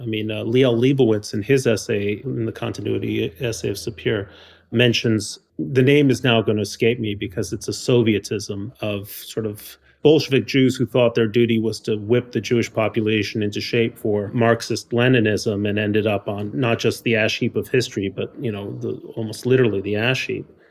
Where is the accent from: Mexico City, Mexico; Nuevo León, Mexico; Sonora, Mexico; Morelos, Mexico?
Mexico City, Mexico; moved away; I grew up in Mexico City